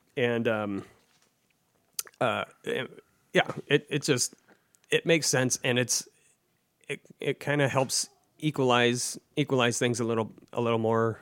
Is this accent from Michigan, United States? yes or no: yes; Livonia, Michigan, United States; also born or lived in Seattle; growing up in Livonia, I grew up a Michigan fan